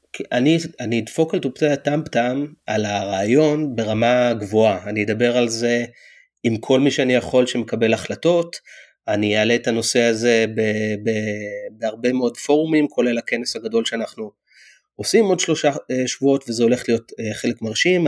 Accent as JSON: {"language": "Hebrew", "country": "Israel", "moved": "yes", "lives_now": "United States"}